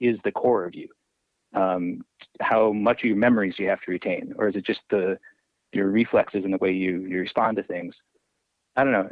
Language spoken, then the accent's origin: English; Indiana, United States; also born or lived in Pittsburgh; I grew up in Indiana